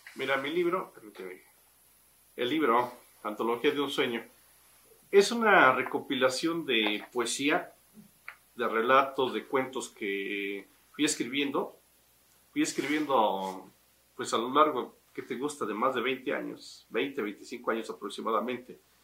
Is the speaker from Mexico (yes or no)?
yes; Tasquillo, Hidalgo, Mexico; moved away; also born or lived in Mexico City; mi tierra es donde nací y donde quiero morir, es mi tierra tasquillo